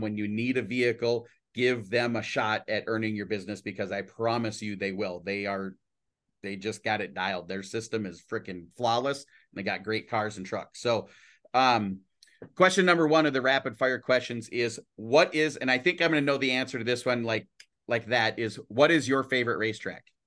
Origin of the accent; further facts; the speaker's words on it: Brainerd, Minnesota, United States; I'm from Brainerd